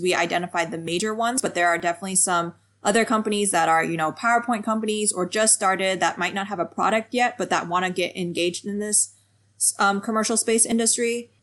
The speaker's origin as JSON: {"language": "English", "country": "United States", "tie": "born or raised there", "also_born_or_lived": "France / New York", "said": "I grew up in the United States um, with Chinese parents, so speaking Chinese"}